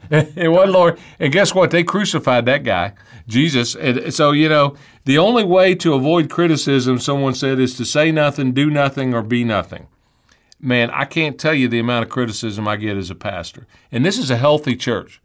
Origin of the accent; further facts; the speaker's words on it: United States; I was born in the United States of America